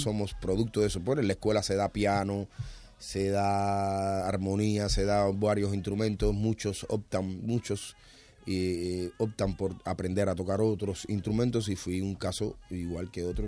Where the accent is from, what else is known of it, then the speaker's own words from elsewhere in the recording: Cuba; en mi país